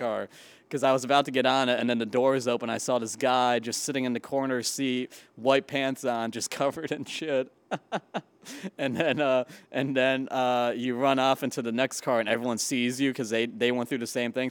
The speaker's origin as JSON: {"language": "English", "town": "Chicopee", "region": "Massachusetts", "country": "United States", "moved": "as an adult", "lives_now": "New York City, United States", "said": "I am from Chicopee, Massachusetts, um, small, kind of a small town in Western Mass, and I, uh, I moved to New York City right after college."}